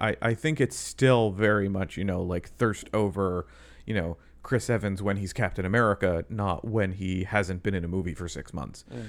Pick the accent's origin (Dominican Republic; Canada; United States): Canada; I'm Canadian.